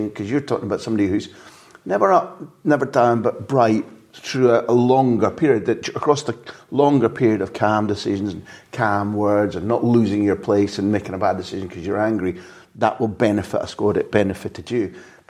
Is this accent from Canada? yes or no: no; Scotland, United Kingdom; I'm a Scot